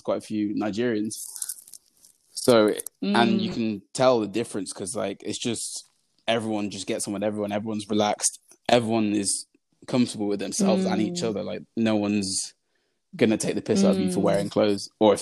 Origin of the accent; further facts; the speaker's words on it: Birmingham, West Midlands, United Kingdom; growing up in Little Aston in Birmingham, where we grew up, we were the only Black family in the neighborhood